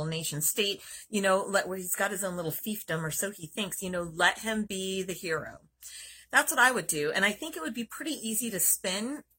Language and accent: English; California, United States; as a Californian